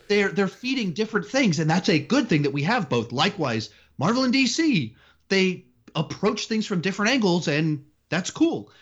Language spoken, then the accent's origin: English; Austin, Texas, United States; also born or lived in California / South Carolina; I was born in California, moved to Texas when, right after my seventh birthday